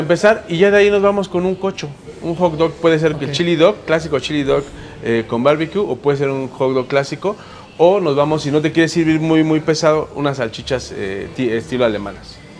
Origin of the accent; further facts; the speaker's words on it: Mexico; como mexicanos